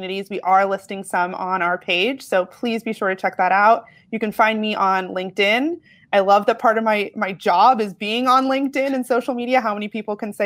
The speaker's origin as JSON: {"language": "English", "town": "Boston", "region": "Massachusetts", "country": "United States", "tie": "born or raised there", "also_born_or_lived": "Vermont", "moved": "as an adult", "said": "I grew up in Boston"}